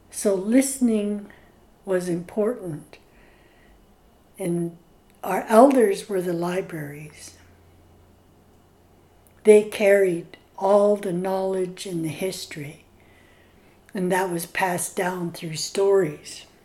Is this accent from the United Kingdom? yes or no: no; British Columbia, Canada; I'm from Staelis and Scowlitz. Right now, I've lived here in Tehuic Nation on Skalkail First Nation, married for 49 years